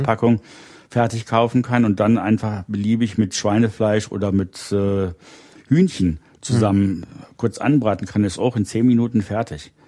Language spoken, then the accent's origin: German; Rhineland, Germany; ich bin im Rheinland aufgewachsen